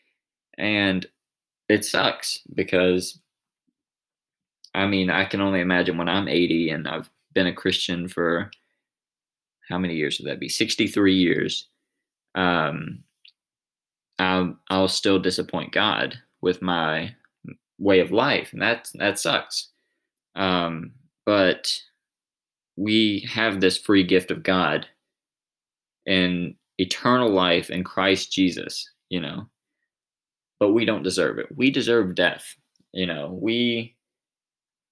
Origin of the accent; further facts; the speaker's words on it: Mississippi Delta, United States; I'm from the Delta, which is one of the poorest regions in all of America.